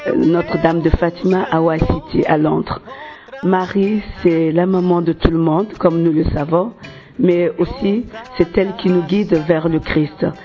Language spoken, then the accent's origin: French; Côte d’Ivoire; now in London, United Kingdom; je suis de la Côte d'Ivoire